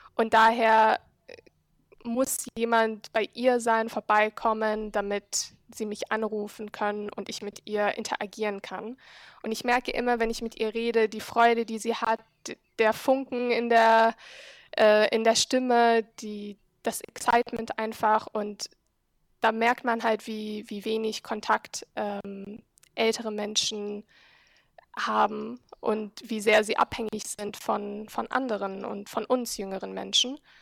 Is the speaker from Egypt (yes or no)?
yes; Cairo, Egypt; German is a second language; moved away as an adult; now in Berlin, Germany; ich bin Ägypterin. Ähm, ich bin in Ägypten aufgewachsen, war auf einer deutschen Schule dort in Kairo